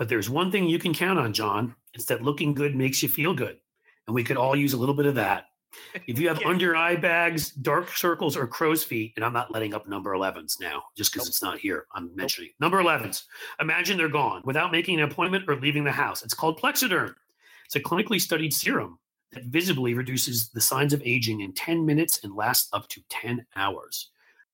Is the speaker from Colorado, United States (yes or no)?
no; New York, United States; also born or lived in France; I'm this English speaking guy growing up in New York